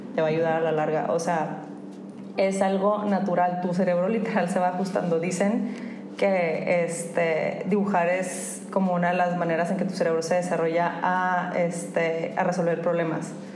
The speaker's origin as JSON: {"language": "Spanish", "town": "Monterrey", "region": "Nuevo León", "country": "Mexico", "said": "somos regios"}